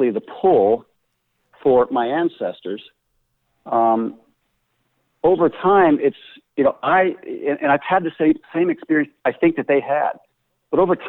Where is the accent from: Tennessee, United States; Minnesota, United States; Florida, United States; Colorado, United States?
Colorado, United States; Denver; I grew up in Denver